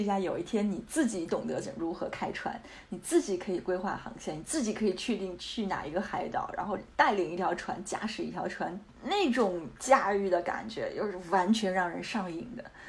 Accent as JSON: {"language": "Chinese", "country": "China", "said": "我们中国人"}